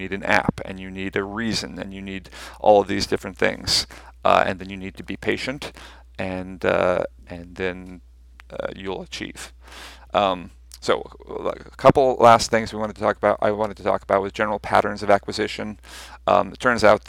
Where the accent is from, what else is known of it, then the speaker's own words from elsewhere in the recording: United States; accent: American; first language English; My American accent is messing up my Dutch